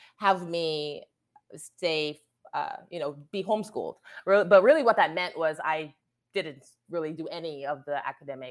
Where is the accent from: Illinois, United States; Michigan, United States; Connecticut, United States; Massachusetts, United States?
Connecticut, United States; also born or lived in New York; I grew up mainly in Connecticut, born in New York, moved to Connecticut when I was say third grade